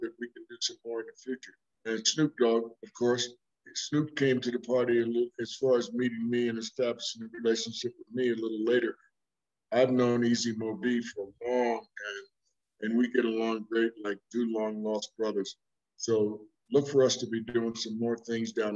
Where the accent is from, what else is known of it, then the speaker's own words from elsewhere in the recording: East Orange, New Jersey, United States; moved away as an adult; also born or lived in Newark, New Jersey / Colorado; growing up in New Jersey, I was in close proximity to New York City, 11 miles